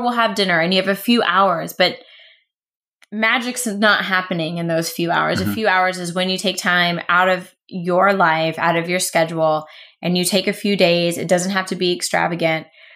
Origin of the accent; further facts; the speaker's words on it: United States; being the ethnocentric Americans, we're like, but we're American.